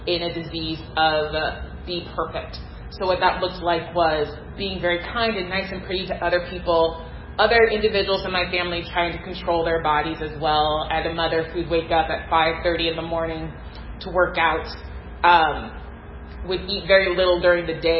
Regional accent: Pacific Northwest, United States; I grew up in the Pacific Northwest in a Black family

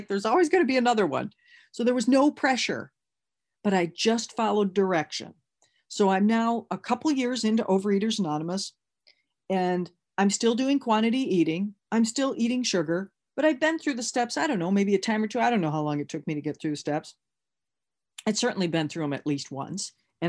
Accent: Michigan, United States; Again, remember, I came from Michigan

